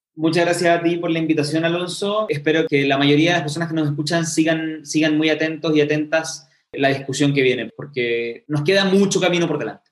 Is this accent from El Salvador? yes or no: no; Chile; porque somos parte de Chile